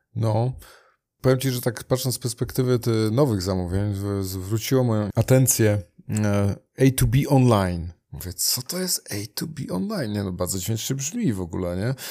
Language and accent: Polish; Gdynia, Pomeranian Voivodeship, Poland; rodzinnie u nas w Gdyni